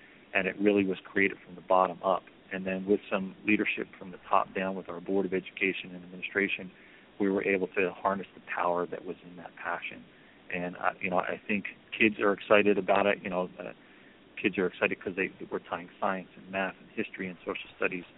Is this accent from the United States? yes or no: yes; Egg Harbor Township, New Jersey, United States; I was born and raised in Egg Harbor Township